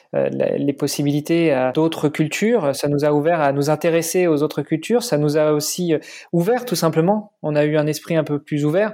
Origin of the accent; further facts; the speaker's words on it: Normandy, France; moved away as an adult; also born or lived in Paris, France / Italy; now in Luxembourg; avec ma sœur, on a grandi en Normandie